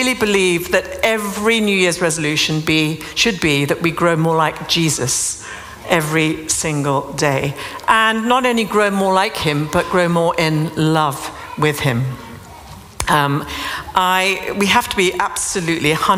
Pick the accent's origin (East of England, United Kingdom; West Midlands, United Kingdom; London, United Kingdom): London, United Kingdom; I'm from London